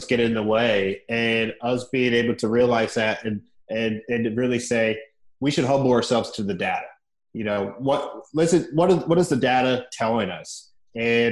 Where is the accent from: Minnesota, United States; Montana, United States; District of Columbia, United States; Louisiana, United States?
District of Columbia, United States; Washington; also born or lived in Indiana; we moved to DC in fourth grade